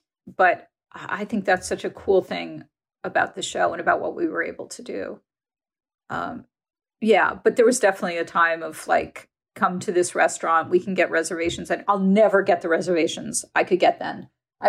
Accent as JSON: {"language": "English", "region": "New York", "country": "United States", "tie": "born or raised there", "said": "I grew up, I'm a New Yorker."}